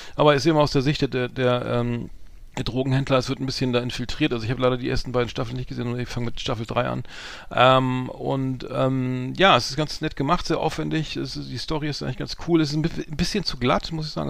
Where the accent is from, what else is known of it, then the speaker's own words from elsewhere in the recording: Bremen, Germany; ich als Bremer